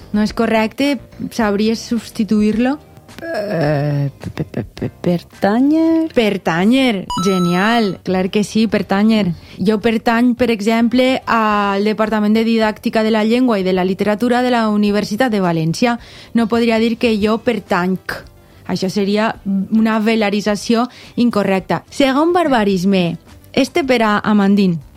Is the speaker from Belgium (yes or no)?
yes; Belgium; first language French; Catalan is a second language; la meva llengua materna és el francès, parle també anglès, eh, holandès, eh, perquè, perquè sóc de Bèlgica